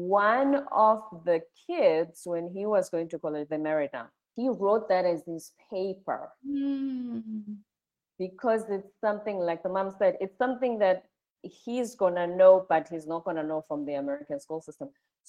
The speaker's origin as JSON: {"language": "English", "country": "South Africa", "moved": "yes", "lives_now": "United States", "said": "I'm South African"}